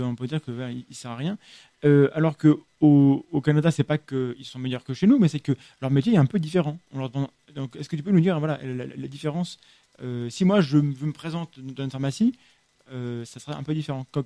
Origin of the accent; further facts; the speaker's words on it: France; par chez nous, en France